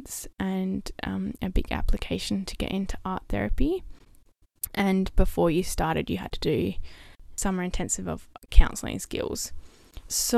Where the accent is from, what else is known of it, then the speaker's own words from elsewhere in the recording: Perth, Western Australia, Australia; moved away as an adult; also born or lived in Melbourne; the city that was closest to my hometown, which was Perth.